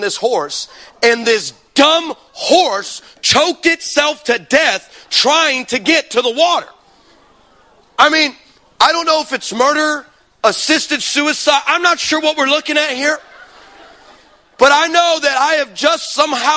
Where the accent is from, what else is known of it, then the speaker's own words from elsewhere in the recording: Texas, United States; I'm from Texas.